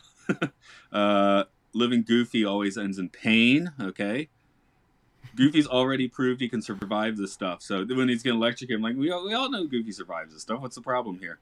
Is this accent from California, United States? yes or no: no; Georgia, United States; I'm from Georgia